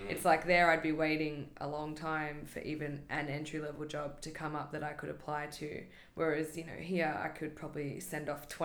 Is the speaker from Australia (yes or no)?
yes; Australia; moved away as an adult; also born or lived in California; now in New York, United States; I'm from Australia, but I have dual citizenship in the US too, so it made it an easier move to come here.